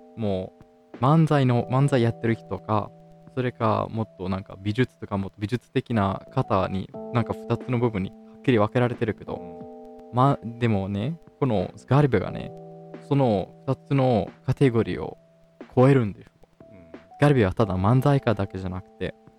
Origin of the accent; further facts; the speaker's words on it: Italy; イタリア人として